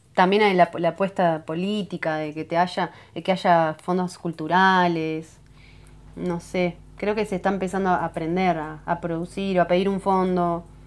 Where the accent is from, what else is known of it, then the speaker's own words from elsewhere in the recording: Salinas, Canelones, Uruguay; now in Punta del Diablo, Uruguay; cerca de donde me crié, donde decía cerca de Montevideo, en Salinas